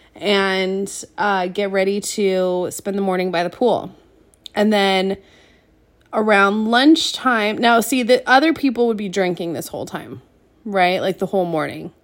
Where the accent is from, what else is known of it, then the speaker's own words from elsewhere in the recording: Seattle, Washington, United States; we grew up in Seattle